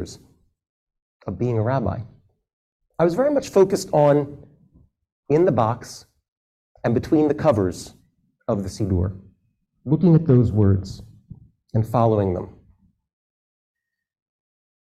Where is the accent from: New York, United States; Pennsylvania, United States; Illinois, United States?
Pennsylvania, United States; Philadelphia; I was raised in the Philadelphia area